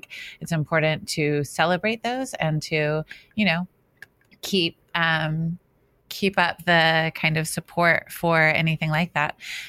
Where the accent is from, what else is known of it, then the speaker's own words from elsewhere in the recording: Australia; Let me just say that I lived in Australia for 7 years. I am Australian. I cannot do an Australian accent.